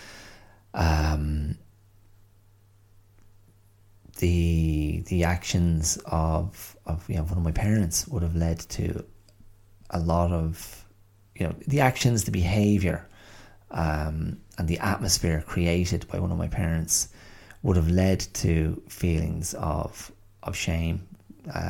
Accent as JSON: {"language": "English", "country": "Ireland", "tie": "born or raised there", "also_born_or_lived": "England", "moved": "as an adult", "said": "growing up in Ireland in the, you know, the mid 20th century up to the kind of 90s"}